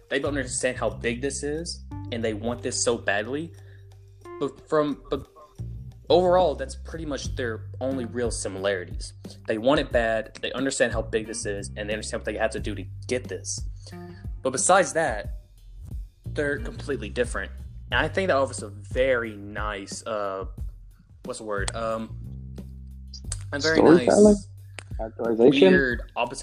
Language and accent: English; the South, United States; accent: Southern; I'm from the South. Us in the South, we speak one language, and that's English